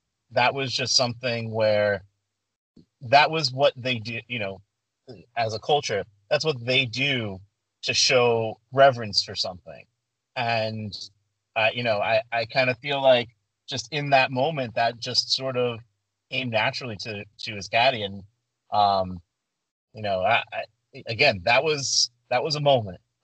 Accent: Spain; I'm from Spain

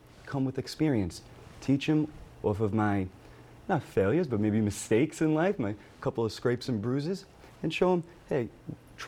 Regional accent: New York City, New York, United States; moved away; Growing up, for me, I come from Brooklyn. I went to a private school in Brooklyn.

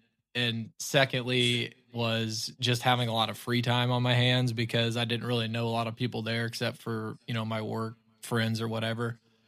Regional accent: Ozark, Missouri, United States; Like you said, I'm from Southwest Missouri, grew up in Ozark, Missouri, and finished school in Fayetteville.

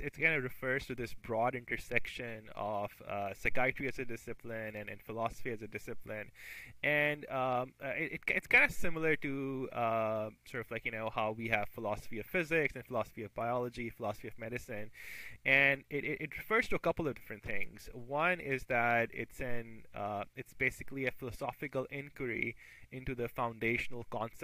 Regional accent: Pakistan; moved away as an adult; I grew up in Pakistan. That's where I did my med school as well.

